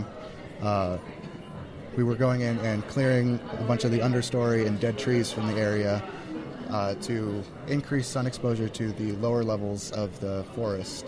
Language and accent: English; Hoonah, Alaska, United States; I'm from Southeast Alaska. I'm Tlingit. So I'm from Huna.